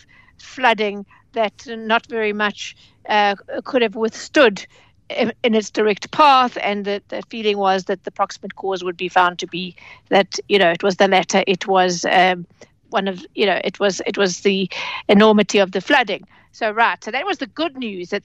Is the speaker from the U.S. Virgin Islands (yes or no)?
no; KwaZulu-Natal, South Africa; moved away; it's my hometown.